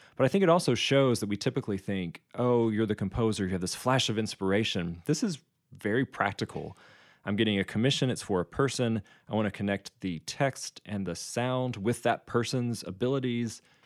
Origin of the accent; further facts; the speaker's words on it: United States; growing up in the United States